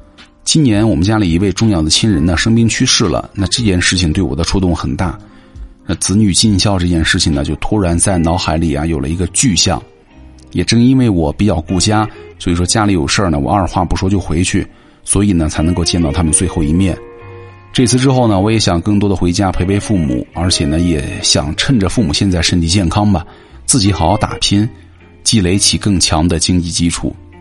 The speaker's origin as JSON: {"language": "Chinese", "region": "Northeast China", "country": "China", "tie": "born or raised there", "moved": "as an adult", "lives_now": "Hangzhou, China", "said": "我却是从出来的时候就是想着要回家的。我家在东北的一个四线城市。"}